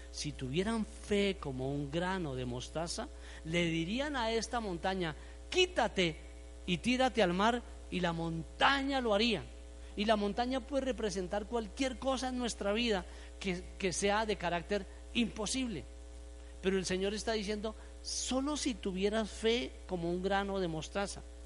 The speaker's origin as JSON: {"language": "Spanish", "country": "Colombia", "said": "como buen colombiano"}